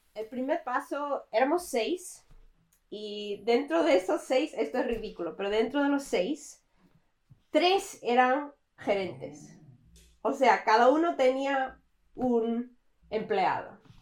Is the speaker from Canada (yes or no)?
yes; Canada; soy canadiense. Mm, nací en Canadá, me crié aquí, toda la vida he vivido aquí